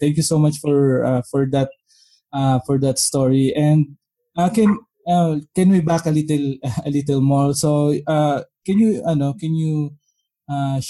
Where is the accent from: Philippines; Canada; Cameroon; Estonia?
Philippines; English is a second language; English is not my first language